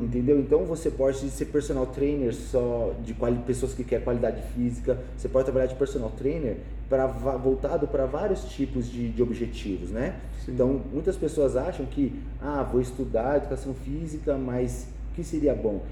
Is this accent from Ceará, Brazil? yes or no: no; São Paulo, Brazil; Eu nasci em São Paulo, Brasil